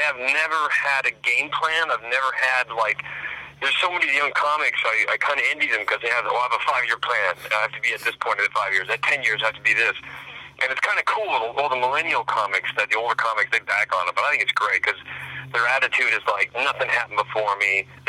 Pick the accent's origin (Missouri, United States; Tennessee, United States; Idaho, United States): Idaho, United States; Coeur d'Alene; Coeur d'Alene, Idaho.